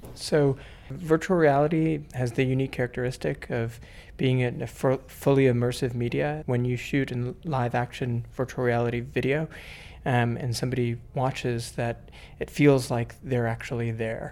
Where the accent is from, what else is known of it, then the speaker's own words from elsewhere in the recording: New York, United States; I'm from New York and I'm, um, a physician in New York